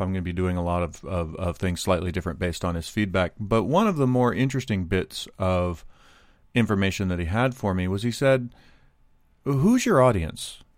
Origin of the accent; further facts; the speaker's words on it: United States; I'm not immune to being an American. I'm not immune to my, my culture and how I was raised